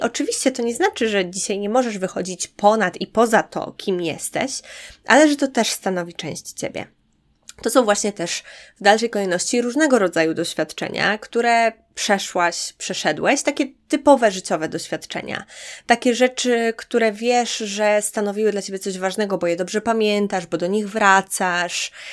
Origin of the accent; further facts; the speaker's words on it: Podlaskie Voivodeship, Poland; moved away; to skąd pochodzę, to w moim przypadku to jest mała podlaska miejscowość